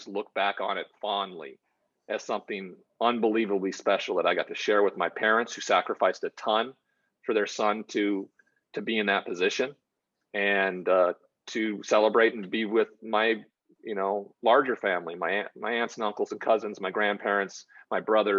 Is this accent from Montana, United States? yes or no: yes; Great Falls, Montana, United States; I'm from Great Falls, Montana. So I'm from a very small town in a very small populated state